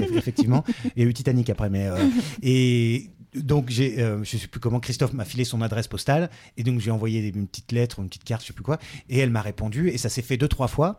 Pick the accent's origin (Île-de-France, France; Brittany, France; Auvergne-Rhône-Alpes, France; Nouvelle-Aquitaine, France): Auvergne-Rhône-Alpes, France; Ardèche; dans mon bled, quoi. Enfin, pas, pas, par là, quoi, en Ardèche